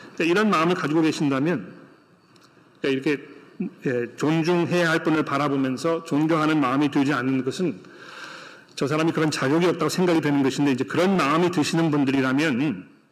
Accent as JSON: {"language": "Korean", "country": "South Korea", "moved": "yes", "lives_now": "Australia", "said": "한국 문화 속에서 자라온 우리 한국의 성도들이"}